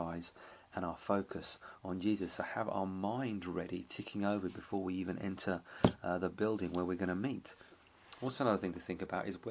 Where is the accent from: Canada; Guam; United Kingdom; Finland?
United Kingdom; England; we're English